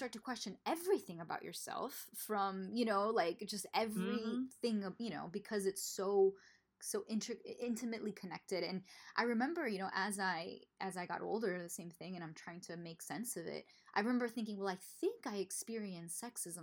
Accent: Miami, Florida, United States; moved away; also born or lived in the South; I grew up in Miami, which is all Latino, all Cuban. And then I moved to the South, very white area.

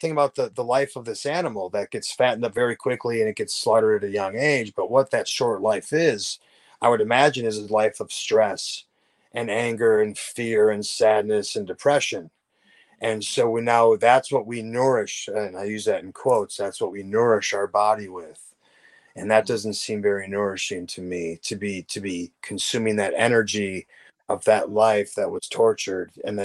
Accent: Wisconsin, United States; I grew up in Wisconsin

